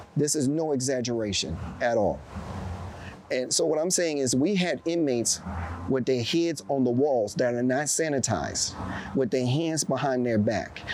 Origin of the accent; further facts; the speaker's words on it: East Coast, United States; also born or lived in Chicago, Illinois; I was born in Chicago, but I was raised on the East Coast.